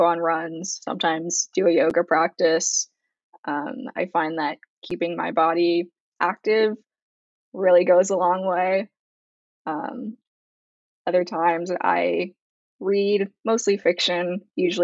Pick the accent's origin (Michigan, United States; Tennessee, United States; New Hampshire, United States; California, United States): California, United States; Bay Area; moved away as an adult; also born or lived in Los Angeles, California; I'm born and raised in the Bay Area, and I'm currently home